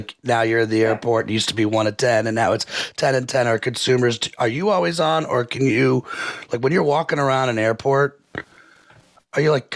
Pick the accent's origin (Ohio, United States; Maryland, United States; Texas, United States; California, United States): Maryland, United States; being born from Maryland